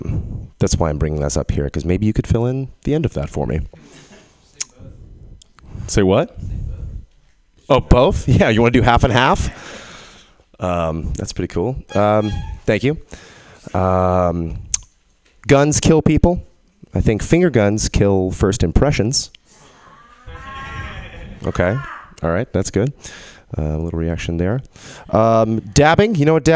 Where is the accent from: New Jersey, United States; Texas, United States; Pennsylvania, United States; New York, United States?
Texas, United States; I'm from Texas, but I don't have a Texas accent, which bums people out sometimes.